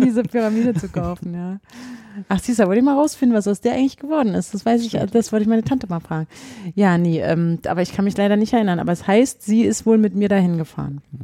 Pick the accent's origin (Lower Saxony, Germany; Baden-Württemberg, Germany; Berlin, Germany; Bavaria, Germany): Berlin, Germany; also born or lived in Leipzig; wir sind Berliner